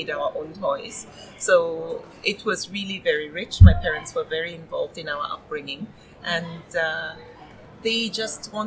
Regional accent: Nigeria; I grew up in Nigeria, though I traveled a lot

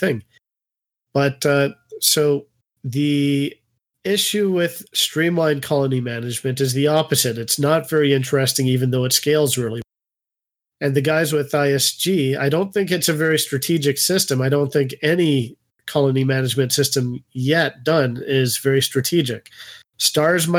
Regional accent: Canada; I'm Canadian

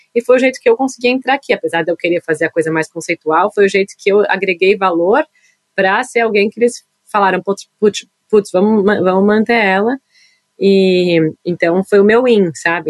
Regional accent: São Paulo, Brazil; moved away as an adult; now in New York, United States; eu nasci em São Paulo

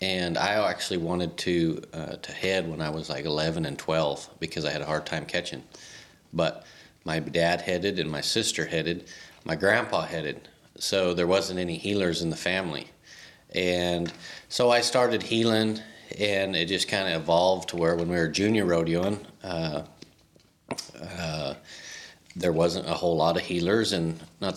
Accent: La Junta, Colorado, United States; I found out like Lahana was one of the two poorest towns in all, or counties in all of Colorado

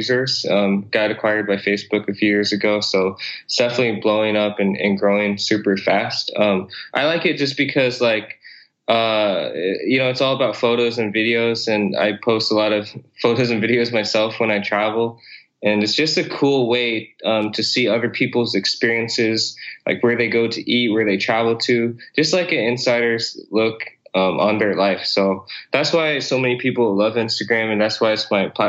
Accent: Iowa, United States; also born or lived in South Korea; I was actually born in South Korea and then adopted by my parents in the States. So I grew up in Iowa.

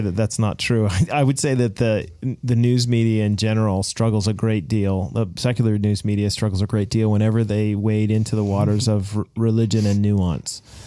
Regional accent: United States; also born or lived in New Zealand; now in Canada; I am an American

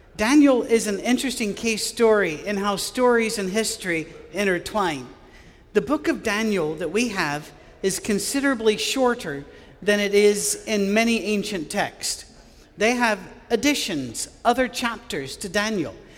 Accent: Scottish Highlands, Scotland, United Kingdom; I grew up with Gaelic in Scotland, uh, on, in the Highlands

